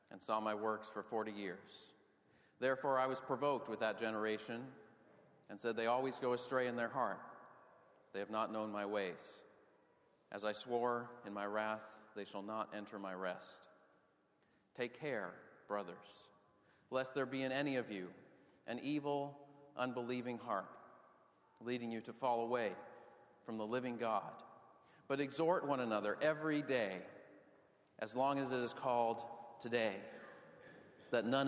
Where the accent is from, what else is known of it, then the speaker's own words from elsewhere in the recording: outside of Boston, Massachusetts, United States; When I was growing up outside of Boston, I played ice hockey for the town youth